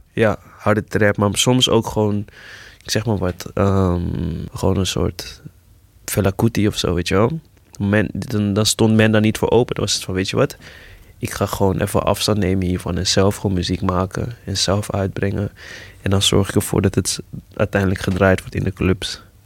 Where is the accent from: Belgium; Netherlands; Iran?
Netherlands; Amsterdam, North Holland; Ik ben geboren in, eh, Eventing, dat bestaat nu niet meer, maar dat was, eh, in Zuidoost, de Bijlmerrecht. En, ehm, toen op mijn tiende verhuisd naar Gein